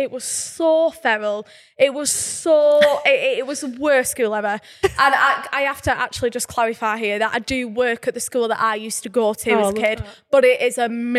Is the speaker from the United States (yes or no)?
no; Burnley, North West England, United Kingdom; I'm from Burnley